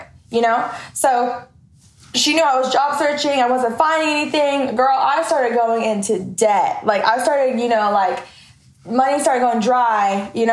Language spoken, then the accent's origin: English; Oklahoma City, Oklahoma, United States; now in Dallas, United States; I'm from Oklahoma City